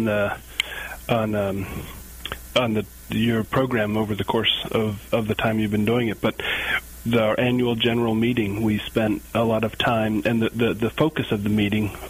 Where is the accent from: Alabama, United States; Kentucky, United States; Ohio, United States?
Kentucky, United States; moved away as an adult; I'm from Kentucky, I had an opportunity to return, live close to my parents